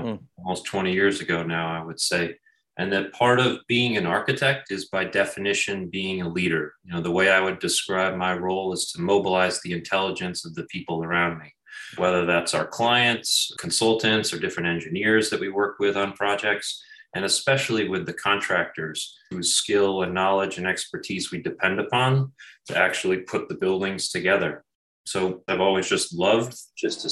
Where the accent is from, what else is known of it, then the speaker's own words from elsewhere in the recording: Schenectady, New York, United States; moved away as an adult; also born or lived in Los Angeles; now in Syracuse, United States; I grew up in the Albany, Schenectady kind of capital region area